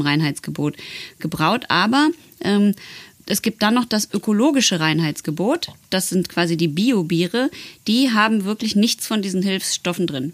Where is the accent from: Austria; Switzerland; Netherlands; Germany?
Netherlands; German is a second language; ich komme ja aus Holland